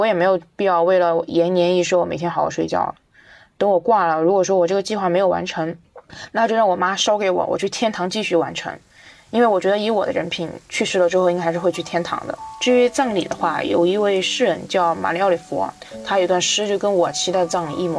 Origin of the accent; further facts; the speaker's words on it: Sichuan, China; 我来自四川，我现在是一名大学生